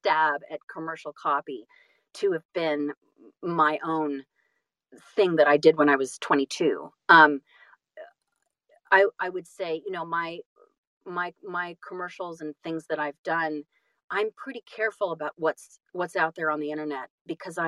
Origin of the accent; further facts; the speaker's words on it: California, United States; also born or lived in Boston / New York City / Los Angeles; I'm from California